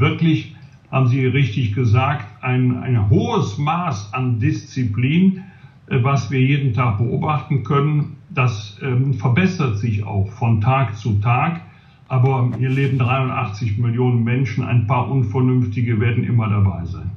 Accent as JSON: {"language": "German", "town": "Bergisch Gladbach", "region": "North Rhine-Westphalia", "country": "Germany", "tie": "born or raised there", "said": "in meiner Heimatstadt Bergisch landbach"}